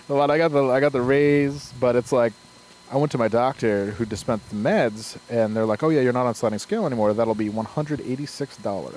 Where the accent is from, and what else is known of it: Glens Falls, New York, United States; born or raised there